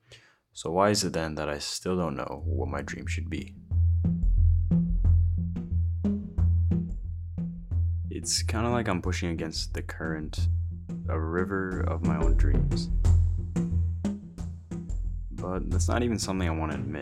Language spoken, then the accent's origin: English; United States; I was born in America